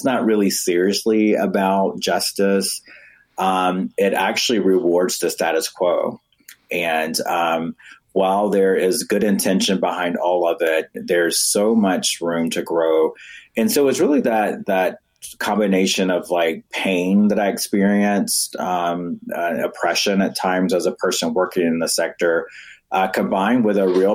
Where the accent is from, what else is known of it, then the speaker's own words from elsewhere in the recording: North Carolina, United States; I'm from the U.S. South, North Carolina specifically